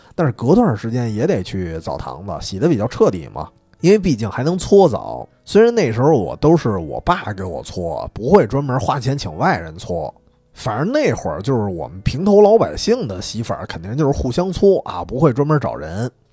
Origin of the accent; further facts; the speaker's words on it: Dongsi Huashi Street area, Beijing, China; 这条街的街口儿它有一个新华书店，就是从小我在那一块儿也是买，买书啊，买教材啊，买漫画儿舞的